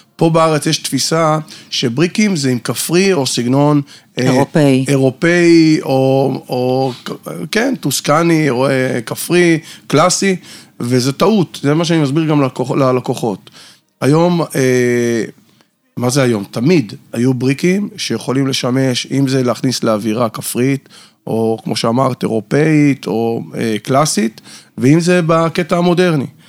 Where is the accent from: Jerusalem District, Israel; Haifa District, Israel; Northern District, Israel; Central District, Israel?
Haifa District, Israel; Haifa; moved away as an adult; now in Tel Aviv, Israel; במקור אני חיפאי, היום אני חי בתל אביב כבר שש שנים